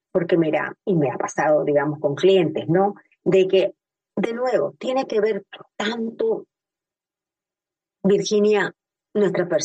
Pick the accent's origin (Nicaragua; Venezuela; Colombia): Nicaragua; now in Miami, United States; yo vivo en Miami y yo emigré, yo soy nicaragüense, así como vos, compatriota